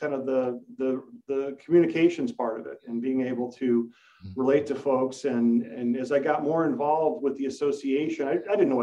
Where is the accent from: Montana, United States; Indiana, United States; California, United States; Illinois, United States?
Illinois, United States; Bolingbrook; also born or lived in Elmhurst, Illinois; I grew up in Bolingbrook, which is about 20 minutes that way, and I live in Elmhurst about 10 minutes this way. So I've been fortunate to be able to stick close to home.